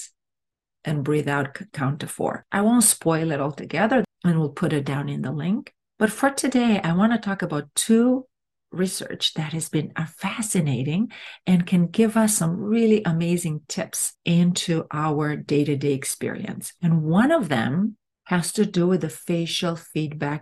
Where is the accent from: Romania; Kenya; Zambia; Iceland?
Romania; English is a second language; moved away as an adult; now in United States; I come from a country that it's Latin. I come from Romania